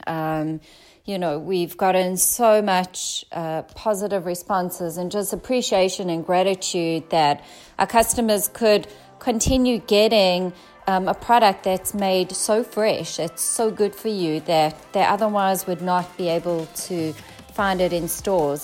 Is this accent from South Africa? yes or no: yes; South Africa; accent: South African; now in San Diego, United States; my South African accent